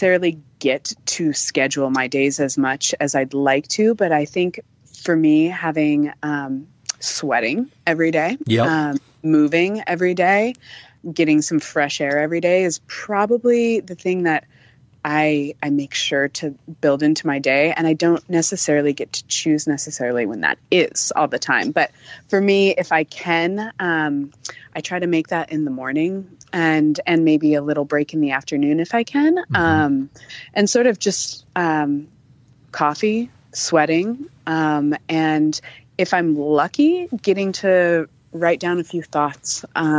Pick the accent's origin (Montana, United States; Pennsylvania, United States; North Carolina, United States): Montana, United States; also born or lived in California; I grew up in Montana, actually. I was not born in Montana